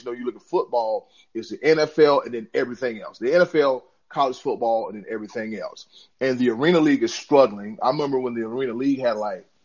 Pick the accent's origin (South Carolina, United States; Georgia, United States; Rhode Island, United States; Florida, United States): South Carolina, United States; I'm from South Carolina